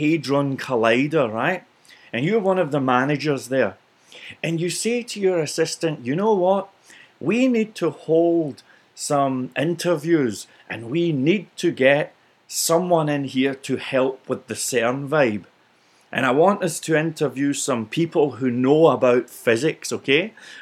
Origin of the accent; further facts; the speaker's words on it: Scotland, United Kingdom; for being Scottish